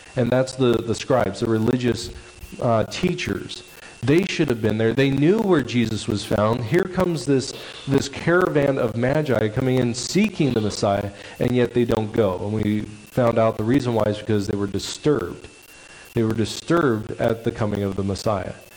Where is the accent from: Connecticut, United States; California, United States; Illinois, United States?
California, United States; Stockton; also born or lived in Camanche, California; where I grew up in Stockton, California